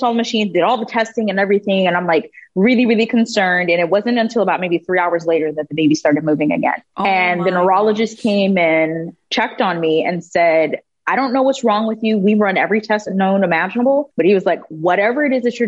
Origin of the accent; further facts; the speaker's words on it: Texas, United States; moved away as an adult; also born or lived in Germany / Panama; My entire family is from Panama, so I'm Afro-Latina. But I grew up in Texas